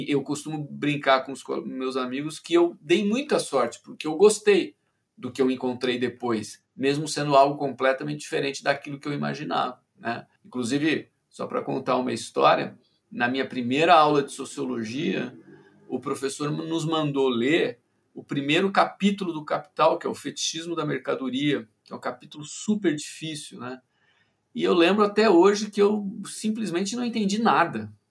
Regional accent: Ribeirão Preto, São Paulo, Brazil; also born or lived in Campinas; eu sou de Ribeirão Preto, que é uma cidade a uns 300 quilômetros, 200 e poucos quilômetros de Campinas. E em Ribeirão Preto eu tinha uma vida, enfim, de, de, menino do interior de São Paulo, né?

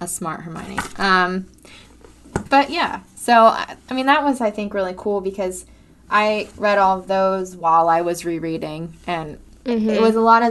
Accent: United States; we're American

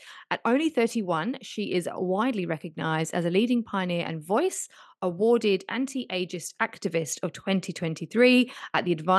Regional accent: London, United Kingdom; the UK. My hometown, my motherland.

